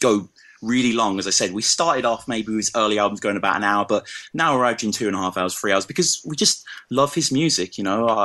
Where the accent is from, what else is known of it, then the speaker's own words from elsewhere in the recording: Birmingham, West Midlands, United Kingdom; accent: Brummy; moved away as an adult; now in Oxford, United Kingdom; I'm born and raised in Birmingham, and some of your English listeners might detect a little bit of the Brummy, as it's called, in my voice